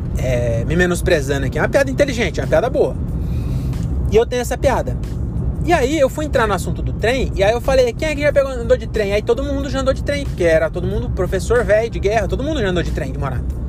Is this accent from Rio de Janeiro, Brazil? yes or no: no; Cajamar, São Paulo, Brazil; Nasci em Cajamar